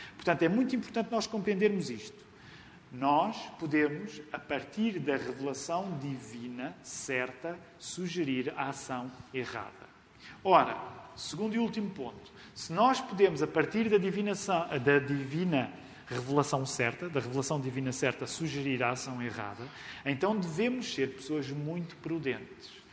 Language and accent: Portuguese; Amadora, Lisbon, Portugal; eu cresci na Amadora